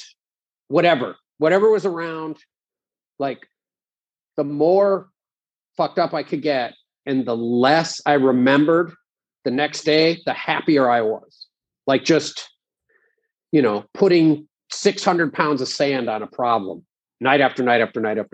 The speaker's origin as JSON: {"language": "English", "region": "Pennsylvania", "country": "United States", "tie": "born or raised there", "also_born_or_lived": "Arizona", "moved": "as an adult", "said": "we're from Pennsylvania."}